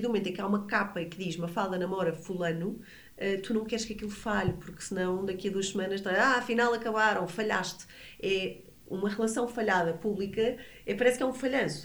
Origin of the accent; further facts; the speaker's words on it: Portugal; moved away as an adult; also born or lived in Brazil; eu sou portuguesa